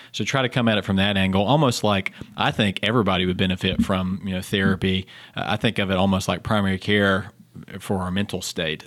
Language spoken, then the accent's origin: English; Fayetteville, North Carolina, United States; also born or lived in Baltimore / Boston / Durham, North Carolina; now in Charlotte, United States; I grew up in southeastern North Carolina, uh, if you can't tell by my accent